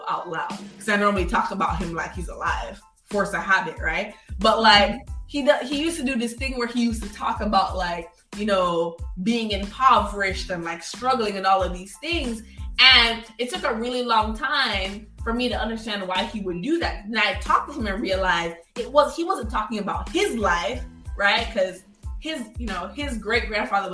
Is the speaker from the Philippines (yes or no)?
no; Jamaica; now in United States; I'm a Jamaican kid